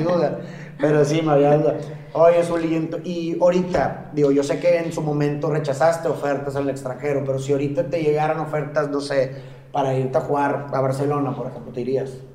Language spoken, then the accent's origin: Spanish; Monterrey, Nuevo León, Mexico; yo como regio de aquí en Monterrey